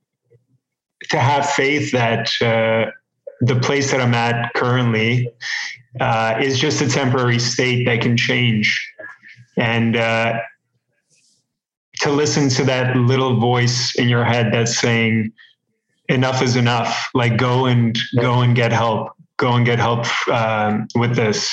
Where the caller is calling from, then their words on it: Toronto, Ontario, Canada; I'm calling from Toronto, Canada.